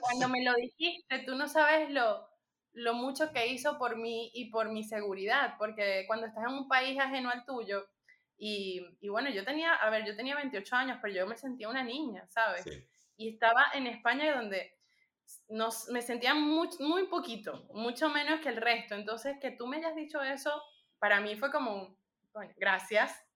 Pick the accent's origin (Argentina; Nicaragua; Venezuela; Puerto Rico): Venezuela; also born or lived in Panama; now in Madrid, Spain; una venezolana que está por aquí